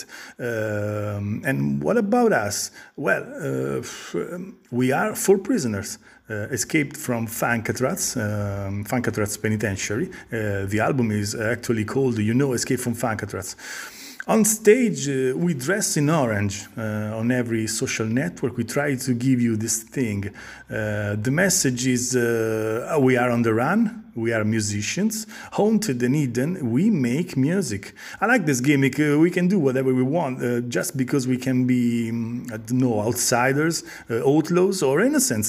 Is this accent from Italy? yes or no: yes; Italy; we are a band from Italy